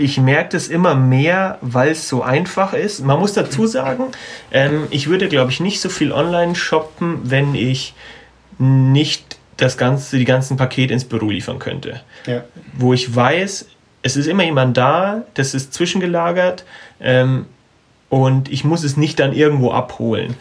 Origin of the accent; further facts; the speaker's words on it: Munich, Bavaria, Germany; wir kommen ja aus, aus München und Umgebung